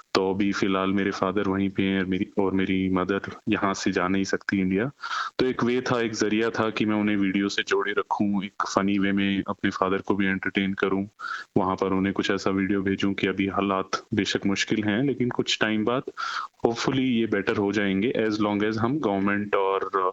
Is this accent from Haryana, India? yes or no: yes; Rohtak, Haryana, India; moved away as an adult; now in Australia; भारत में हम हरियाणा रोहतक से बिलोंग करते हैं